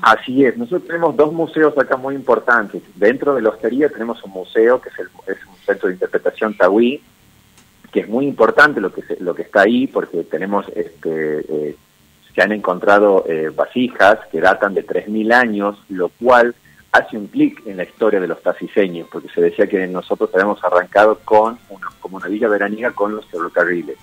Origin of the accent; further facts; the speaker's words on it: Tucumán, Argentina; also born or lived in Patagonia; Yo soy tucumano, estuve 15 años viviendo en la Patagonia